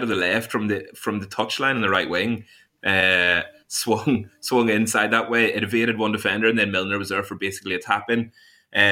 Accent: Ireland; now in England; I'm Irish

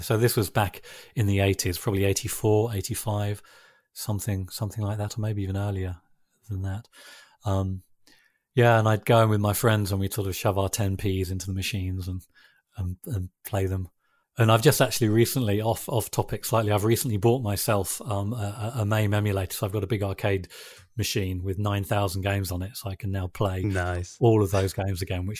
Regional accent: Yorkshire and the Humber, United Kingdom; also born or lived in London, United Kingdom; actually I was born in London, and when I was about 12 years old, my sort of family relocated up to North Yorkshire.

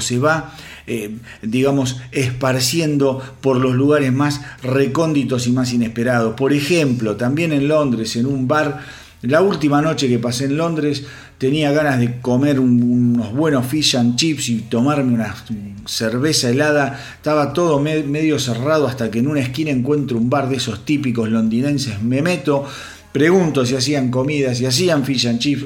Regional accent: Argentina; yo soy de Argentina

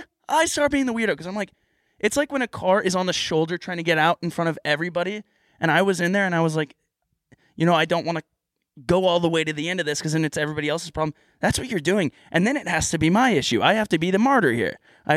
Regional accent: Canada; As a Canadian, that's kind of disrespectful to.

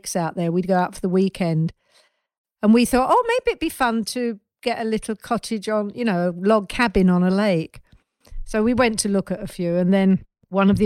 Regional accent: London, United Kingdom; I grew up in northwest London

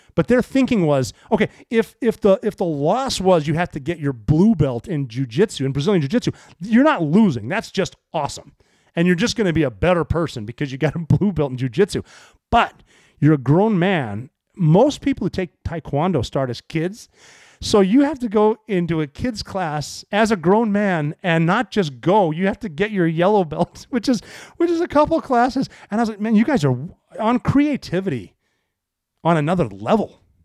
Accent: Montana, United States; When I was growing up, I'm from Montana

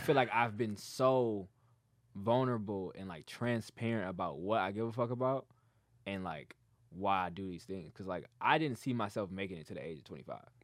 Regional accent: Dearborn, Michigan, United States; also born or lived in Detroit; I grew up in Dearborn.

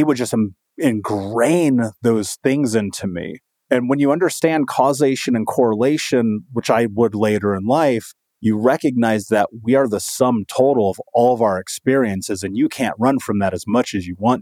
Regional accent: Indianapolis, Indiana, United States; growing up in Indianapolis in Indiana

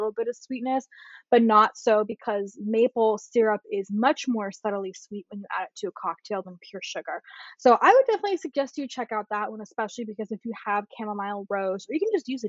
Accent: Bay Area, California, United States; I'm from the Bay Area.

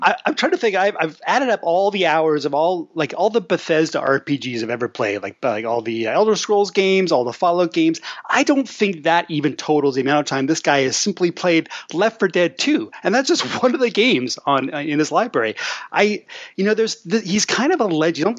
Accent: Canada; as a Canadian

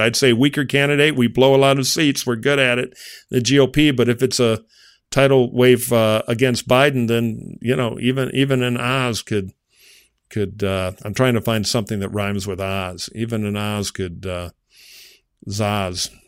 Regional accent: Michigan, United States; my home state of Michigan

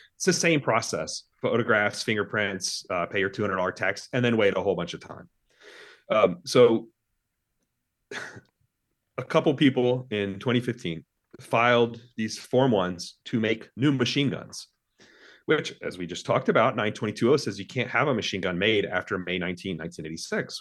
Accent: Mississippi, United States; also born or lived in Texas; I lived most of my life in Mississippi

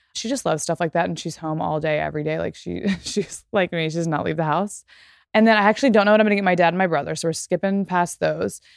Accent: Texas, United States; moved away; as a person who grew up in Texas, let's say, 'cause I don't live there anymore

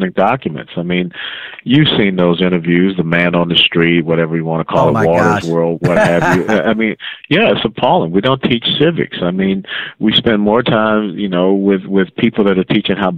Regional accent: the South, United States; also born or lived in Atlanta; now in Texas, United States; growing up down south, we used to sing this little song in Sunday school

